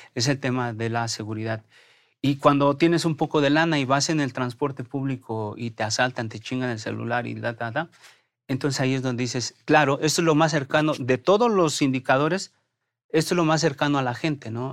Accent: Mexico; somos mexicanos

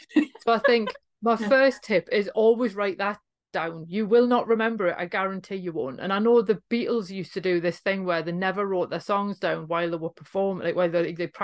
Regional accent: Newcastle upon Tyne, North East England, United Kingdom; if you're a Geordie, that you don't feel like you're home until you've crossed back over the Tyne again

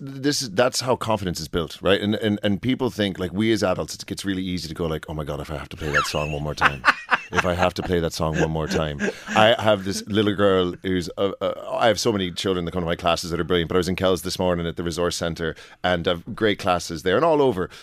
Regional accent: United States; now in Oldcastle, Ireland; I'm from the States originally

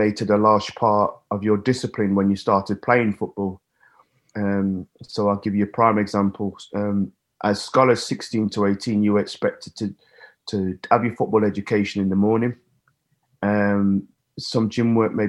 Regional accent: Nottingham, East Midlands, United Kingdom; my hometown city

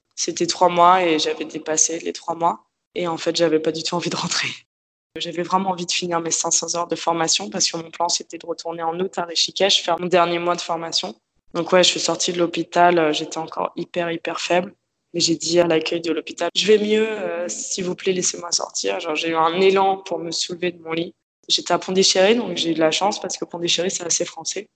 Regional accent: Paris, Île-de-France, France; moved away as an adult; now in Australia; Je suis née à Paris. J'ai vécu à Paris dans le 11e arrondissement, à côté de Bastille avec euh, mes parents.

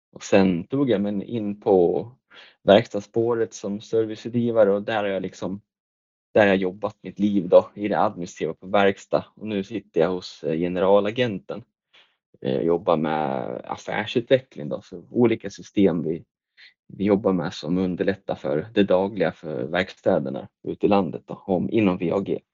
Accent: Västerås, Västmanland, Sweden; moved away as an adult; also born or lived in Tillberga; now in Hallstahammar, Sweden; jag är ju född och uppvuxen i Västerås

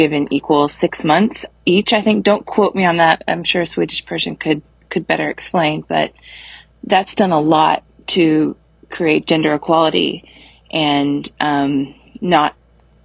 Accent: United States; moved away as an adult; now in United Kingdom; I'm an American living in the UK and married to a Brit.

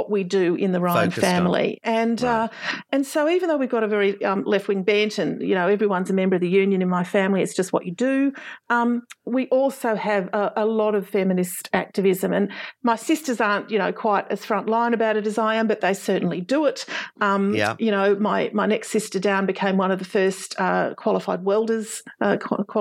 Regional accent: Canberra, Australian Capital Territory, Australia; I grew up in Canberra, and growing up in Canberra means that you get access to a Canberra-based education

